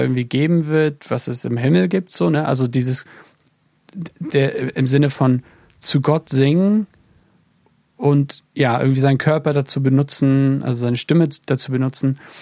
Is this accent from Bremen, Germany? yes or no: no; Neubrandenburg, Mecklenburg-Vorpommern, Germany; moved away as an adult; now in England; in Neubrandenburg, im wunderschönen Mecklenburg-Vorpommern, da wo ich auch herkomme